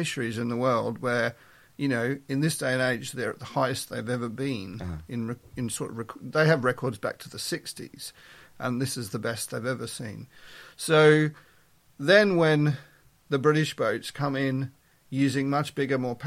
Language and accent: English; Melbourne, Victoria, Australia; moved away as an adult; now in York, United Kingdom; I was brought up in Australia, in Melbourne. I was born in Melbourne.